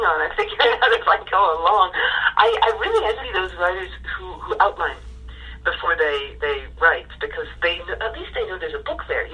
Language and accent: English; Ireland; I'm Irish